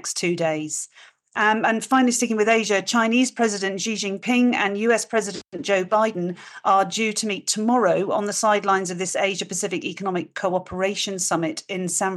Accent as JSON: {"language": "English", "country": "United Kingdom", "said": "being British"}